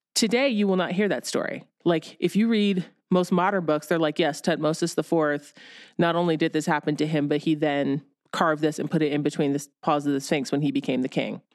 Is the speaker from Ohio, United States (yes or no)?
yes; Ohio, United States; I grew up in Ohio